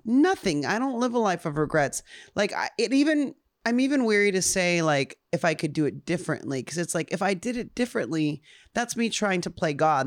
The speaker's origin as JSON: {"language": "English", "town": "Upland", "region": "California", "country": "United States", "also_born_or_lived": "Ontario, California", "said": "I was from Ontario, Upland, which is technically"}